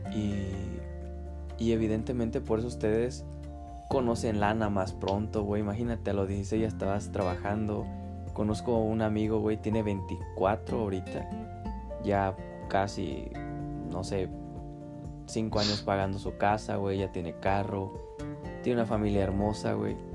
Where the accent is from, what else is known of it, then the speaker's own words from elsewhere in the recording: Chiapas, Mexico; now in Querétaro, Mexico; yo crecí en Chiapas